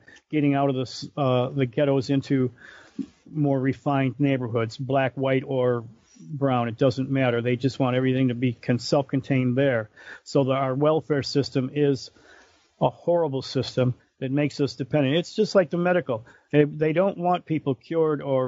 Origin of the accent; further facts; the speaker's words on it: Detroit, Michigan, United States; growing up there, it's like after being in Brightmoor, no place on this planet scares me.